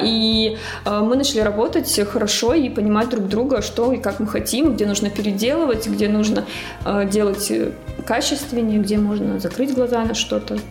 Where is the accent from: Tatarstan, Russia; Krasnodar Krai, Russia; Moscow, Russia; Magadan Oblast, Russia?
Magadan Oblast, Russia; Magadan; now in Saint Petersburg, Russia; я из Магадана